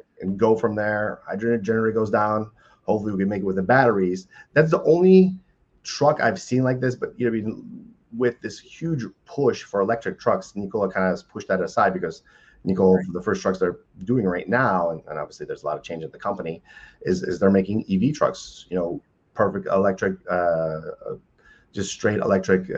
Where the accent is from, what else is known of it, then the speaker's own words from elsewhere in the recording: United States; as the American people